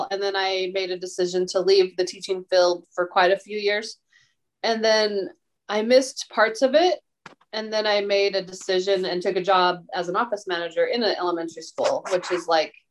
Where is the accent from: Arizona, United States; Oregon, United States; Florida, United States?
Oregon, United States; Lebanon; now in Salem, United States; about, an hour away from Lebanon, where we grew up